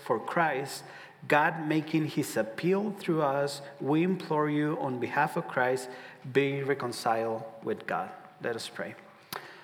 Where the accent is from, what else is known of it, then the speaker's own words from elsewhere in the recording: Ciudad Juárez, Chihuahua, Mexico; now in Omaha, United States; I'm from Ciudad Juarez, border city with El Paso, Texas. So if you think of El Paso, just look a little bit down, and that's going to be Juarez right there. So I was born there. I moved to Omaha.